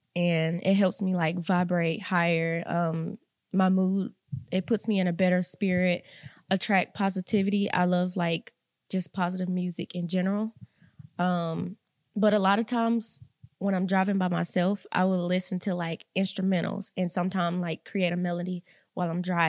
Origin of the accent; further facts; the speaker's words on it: Mississippi, United States; Salus, Mississippi.